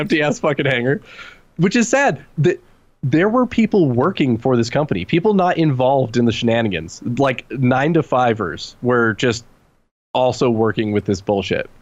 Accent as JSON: {"language": "English", "region": "California", "country": "United States", "tie": "born or raised there", "said": "being a Californian, um, where I grew up"}